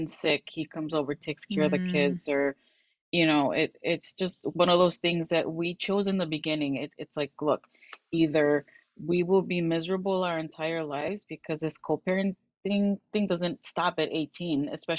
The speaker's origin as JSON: {"language": "English", "town": "Chicago", "region": "Illinois", "country": "United States", "tie": "born or raised there", "also_born_or_lived": "Bolingbrook", "lives_now": "Romeoville, United States", "said": "I was born and raised in Chicago, and at about 27, after I got married, I moved to Bolingbrook, like the Bolingbrook area. I now live in Romeoville, which is where my kids go to school. I'm 40 years old."}